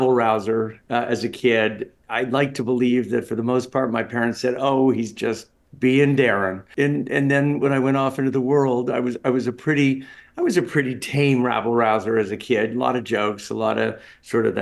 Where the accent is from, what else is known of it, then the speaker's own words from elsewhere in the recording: Toronto, Ontario, Canada; moved away as an adult; also born or lived in Los Angeles / New York City; I was born in Toronto. And as I mentioned, lived here till at 23, I moved out to Los Angeles, California.